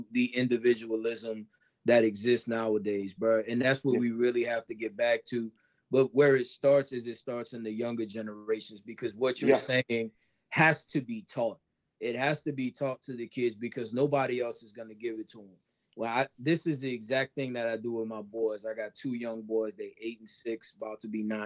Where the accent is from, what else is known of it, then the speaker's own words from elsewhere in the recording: New Orleans, Louisiana, United States; now in Somerville, United States; I grew up in New Orleans, Louisiana, bro, and that we had a Black culture there. I was born in it. I was raised in it.